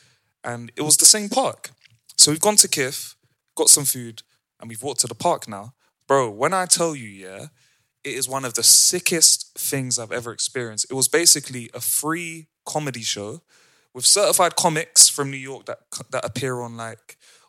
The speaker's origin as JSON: {"language": "English", "region": "London", "country": "United Kingdom", "said": "every time we would say, I'm from London, she's from Amsterdam, they'd be like, oh, word, you from London?"}